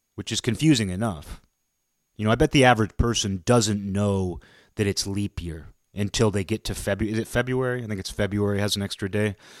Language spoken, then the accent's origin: English; Pacific Northwest, United States; where I grew up in the Pacific Northwest